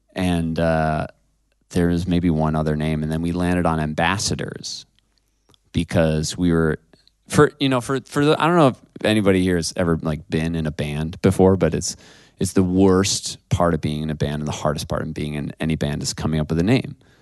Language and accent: English; Ithaca, New York, United States; also born or lived in Seattle, Washington; I'm from Ithaca, New York. I'm from upstate New York